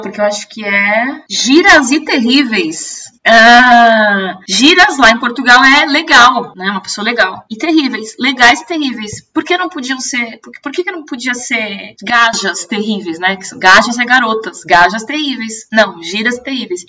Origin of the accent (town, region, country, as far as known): Brazil; accent: Brazilian